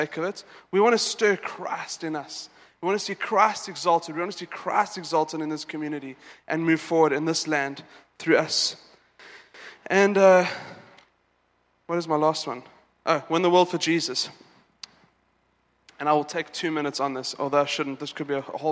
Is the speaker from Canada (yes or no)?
no; South Africa; now in Dubai, United Arab Emirates; I'm South African